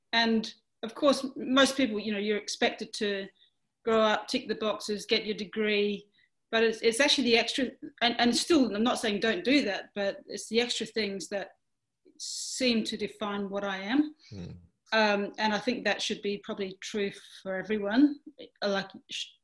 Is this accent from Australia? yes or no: yes; Western Australia, Australia; moved away; Western Australia, my home state, which I'm missing a lot at the moment